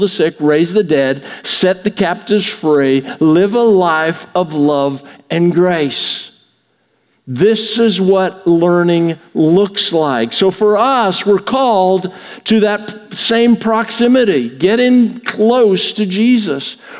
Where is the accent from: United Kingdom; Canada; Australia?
Canada; now in United States; I grew up in Canada. I didn't grow up near American football.